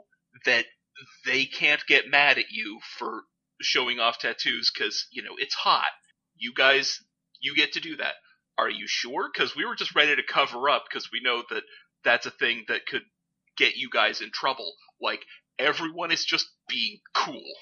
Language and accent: English; United States; the ones that I grew up with in the States